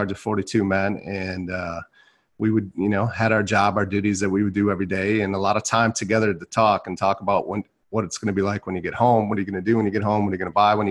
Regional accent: Milwaukee, Wisconsin, United States; I was born in Milwaukee, Wisconsin

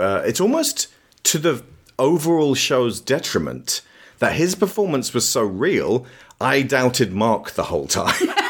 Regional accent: United Kingdom

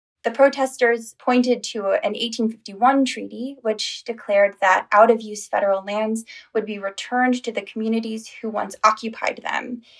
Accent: Chicago, Illinois, United States; So I grew up in the Chicago area with a very big, a very supportive extended family around me

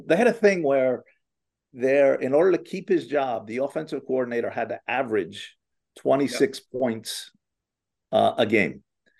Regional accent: New Jersey, United States; I'm from New Jersey.

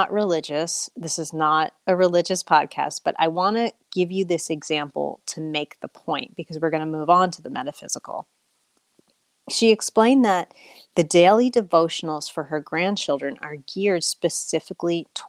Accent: United States; also born or lived in Australia

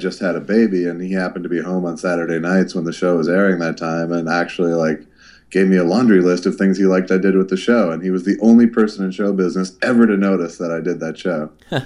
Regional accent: St. Louis Park, Minnesota, United States; now in California, United States; I grew up in St. Louis Park

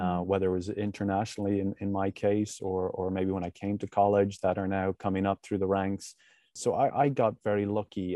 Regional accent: Ireland; moved away; When I grew up in Ireland

